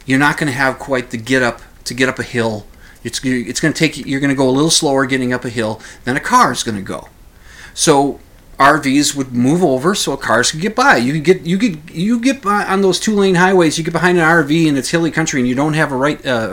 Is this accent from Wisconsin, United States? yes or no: no; Minnesota, United States; we're from Minnesota, the two of us.